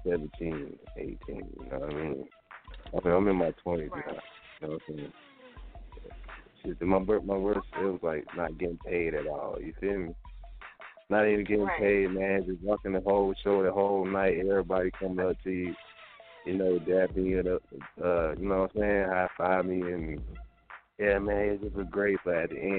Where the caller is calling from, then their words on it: Decatur, Georgia, United States; Well, man, I'm calling from Decatur, Georgia, or representing Decatur, Georgia.